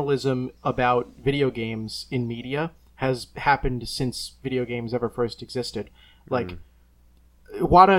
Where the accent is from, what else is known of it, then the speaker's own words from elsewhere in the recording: Bay Shore, New York, United States; where I grew up in Bayshore on Long Island